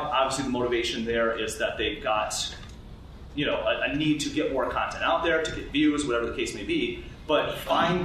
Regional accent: United States; we're American

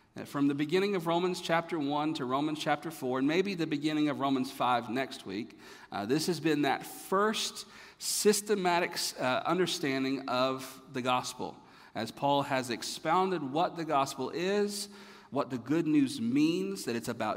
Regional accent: North Carolina, United States; moved away; also born or lived in Florida; growing up in North Carolina

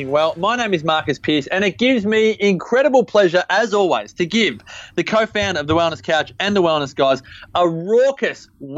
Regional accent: Byron Bay, New South Wales, Australia; my hometown of Byron Bay

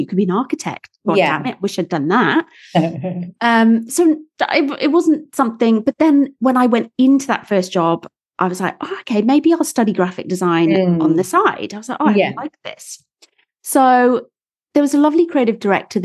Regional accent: Wales, United Kingdom; moved away; I'm not posh at all. I'm from Wales

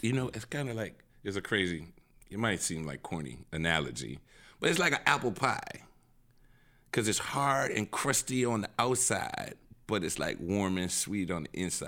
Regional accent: New Orleans, Louisiana, United States; I'm seven ward down

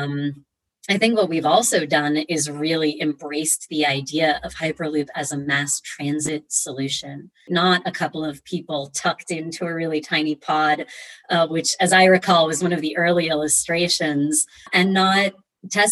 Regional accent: Boston, Massachusetts, United States; I was raised in Boston by Romanian engineers

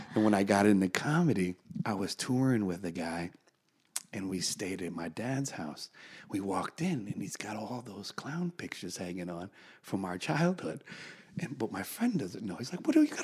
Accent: United States; I'm an American

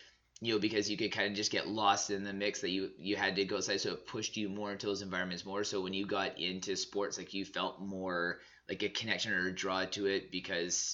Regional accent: Southern Alberta, Canada; growing up in Southern Alberta myself

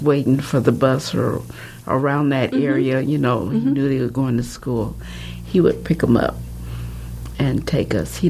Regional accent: Omaha, Nebraska, United States; I was born here in Omaha, Nebraska.

